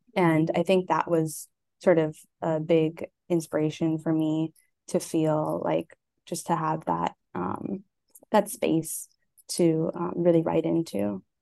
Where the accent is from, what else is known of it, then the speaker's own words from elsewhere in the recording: Hawaii, United States; I'm Native Hawaiian and Japanese